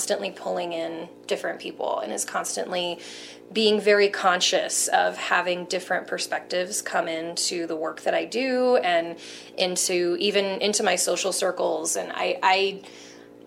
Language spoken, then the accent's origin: English; Denver, Colorado, United States; also born or lived in California; I was born in California, but we moved to Denver when I was like 3 weeks old. So I count myself as a native